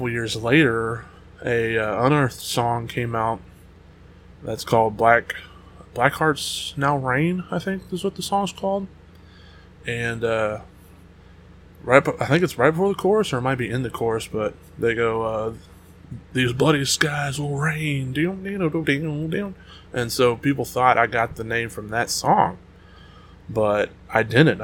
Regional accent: United States; I'm American

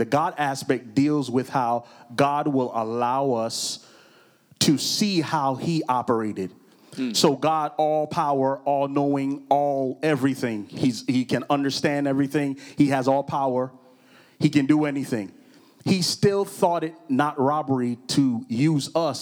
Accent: Orlando, Florida, United States; we are in beautiful, beautiful, beautiful Orlando, Florida. This is my hometown, kind of not my birthplace, but my hometown

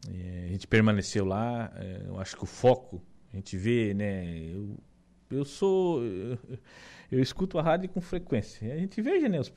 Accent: Meleiro, Santa Catarina, Brazil; É, é, Lucas, eu era natural de Meleiro, né? Ah, é? Natural de Meleiro, lá. Nasci em Meleiro.

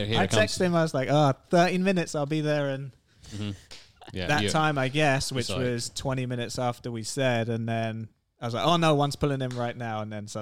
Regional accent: Herne Bay, South East England, United Kingdom; also born or lived in Gravesend; So I was born in Gravesend, which is in the same county, but it's kind of closer to London. But that was only for my first 8-9 months of my life, and then moved to Herne Bay, which is where we're both from. So born and raised in Herne Bay

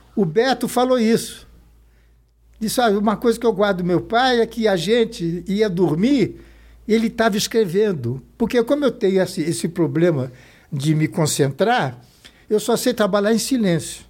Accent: São Paulo, Brazil; also born or lived in Rio de Janeiro, Brazil; a gente veio do Rio para São Paulo, São Paulo em 45 era, entre aspas, uma província

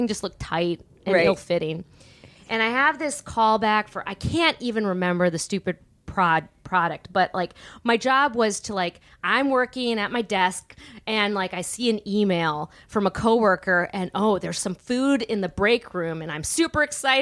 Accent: Milwaukee, Wisconsin, United States; also born or lived in San Francisco; now in Los Angeles, United States; originally from Milwaukee, Wisconsin.

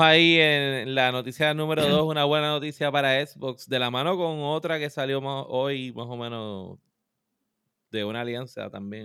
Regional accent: Puerto Rico

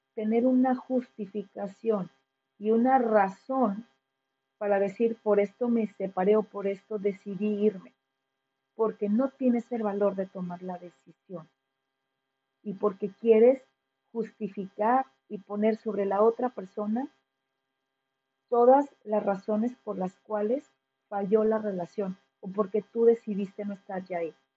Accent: Mexico; quienes somos mexicanos

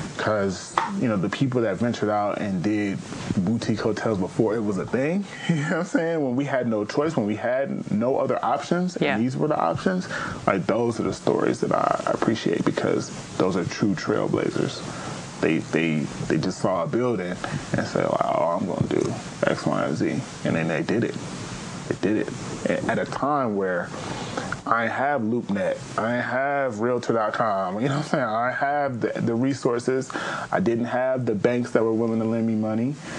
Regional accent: Pasadena, California, United States; I'm actually from Pasadena, California

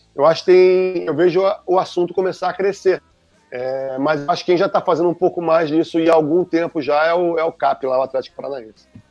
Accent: Salvador, Bahia, Brazil; moved away; Minha família é baiana. Eu cresci em Salvador muitos anos da minha vida

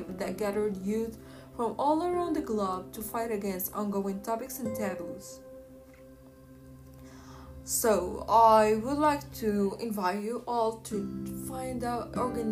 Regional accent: Casablanca, Casablanca-Settat, Morocco; I'm from Casablanca

